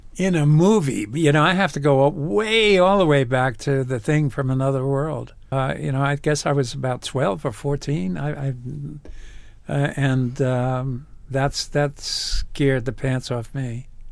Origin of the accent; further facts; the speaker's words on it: New York, United States; moved away as an adult; I grew up in the Bronx